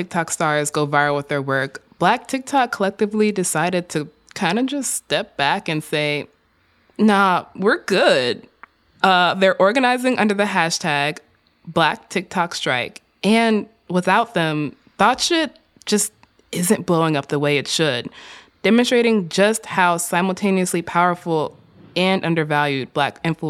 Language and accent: English; Chicago, Illinois, United States; I grew up in Chicago.